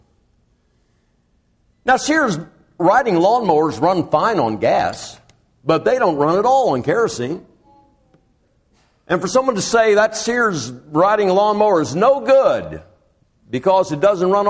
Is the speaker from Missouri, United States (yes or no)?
no; Champaign, Illinois, United States; I was born in Champaign